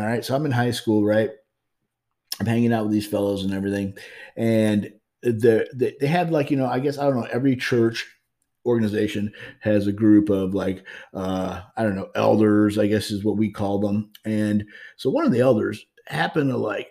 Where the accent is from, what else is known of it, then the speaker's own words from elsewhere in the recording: Highland, Illinois, United States; moved away as an adult; now in St. Louis, United States; I'm growing up in Highland, Illinois. And that's how I kind of sort of migrated back here to St. Louis, Missouri. After all the years, I had grown up for the last 4 years of my high school life in Highland, Illinois